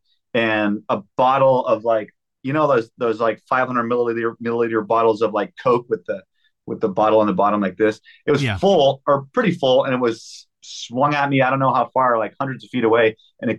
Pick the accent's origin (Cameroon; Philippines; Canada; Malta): Canada; we're from Canada